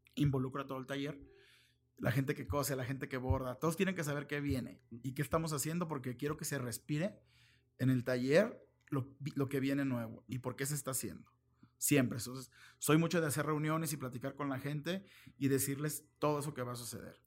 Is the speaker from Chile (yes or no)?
no; Mexico; also born or lived in Guadalajara; soy muy mexicano